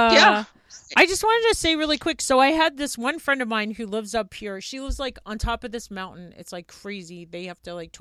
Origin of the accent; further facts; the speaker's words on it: New York, United States; I'm actually a New Yorker. I grew up in New York